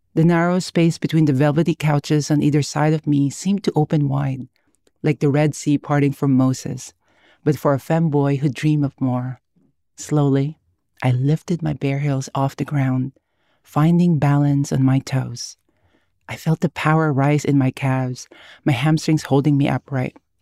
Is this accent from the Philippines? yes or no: yes; Philippines; now in United States; I was born and raised in the Philippines. I lived half my life there